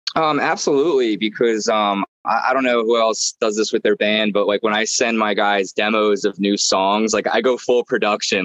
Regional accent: Brigantine, New Jersey, United States; also born or lived in Atlantic City / Maryland; I was uh, born in Atlantic City. I grew up in Brigantine.

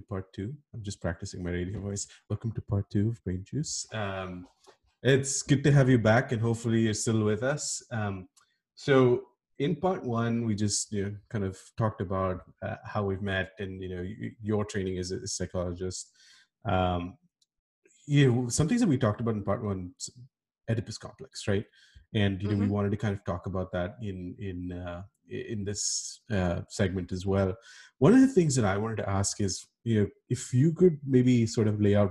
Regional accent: India; As an Indian kid

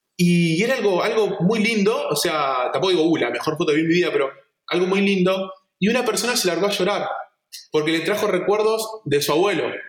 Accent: Esperanza, Santa Fe, Argentina; yo soy de Esperanza y estamos en, auto, en coche estamos a 6 horas de Buenos Aires

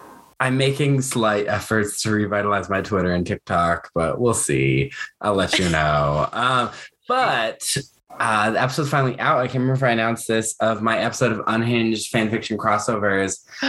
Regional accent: Detroit, Michigan, United States; I grew up in Detroit

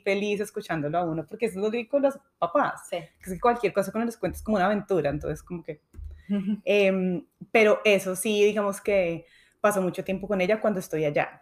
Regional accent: Colombia; now in United States; yo desafortunadamente no tengo a mis papás acá, ellos sí están en Colombia y sí me hacen mucha falta

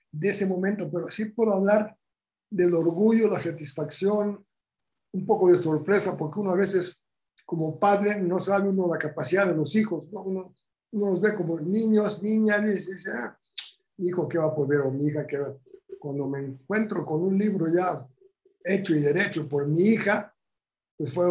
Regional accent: Bulgaria; born there; moved away; yo nací en Bulgaria. Y me habla en búlgaro.

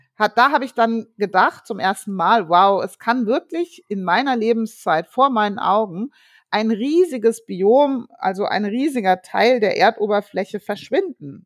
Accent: Frankfurt, Hesse, Germany; also born or lived in Darmstadt; ich bin ja in Frankfurt groß geworden, Frankfurt und Darmstadt

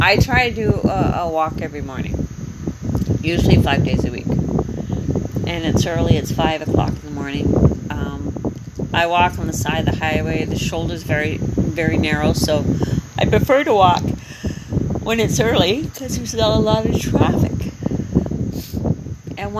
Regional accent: Canada; moved away as an adult; now in Panama; I'm from Canada

